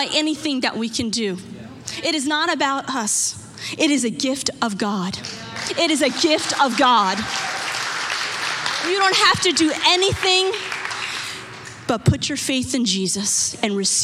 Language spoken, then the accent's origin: English; United States; Growing up in America